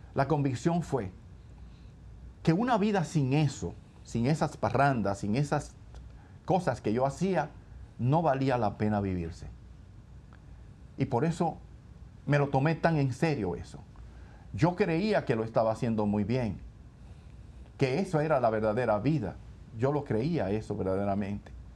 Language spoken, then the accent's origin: Spanish; Santo Domingo, Distrito Nacional, Dominican Republic; yo eh, nací también en Santo Domingo, que es la capital de la República Dominicana. Eh, y yo crecí en una familia